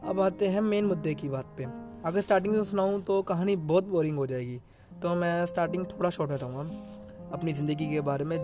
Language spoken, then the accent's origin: Hindi; New Delhi, Delhi, India; मैं न्यू दिल्ली से हूँ